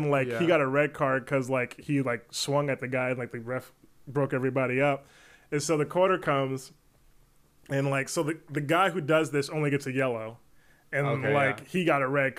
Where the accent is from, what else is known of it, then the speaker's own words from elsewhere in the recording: San Antonio, Texas, United States; I'm from San Antonio. Yeah. And so being from San Antonio, I have a lot of Hispanic teammates, so I know some of the lingo.